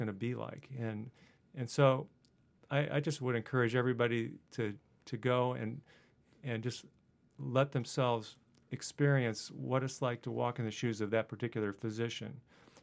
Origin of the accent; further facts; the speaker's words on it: Middletown, Ohio, United States; moved away as an adult; also born or lived in Dayton, Ohio / Purdue (Indiana); I grew up in Southwest Ohio, and then went to high school in a town called Middletown